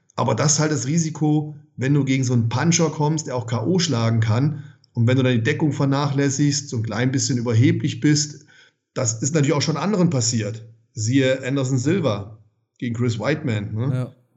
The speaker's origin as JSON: {"language": "German", "country": "Germany", "said": "Bei uns in Deutschland"}